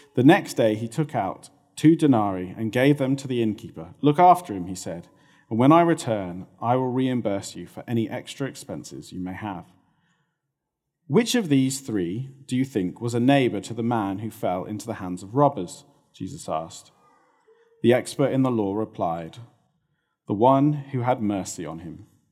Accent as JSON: {"language": "English", "country": "United Kingdom"}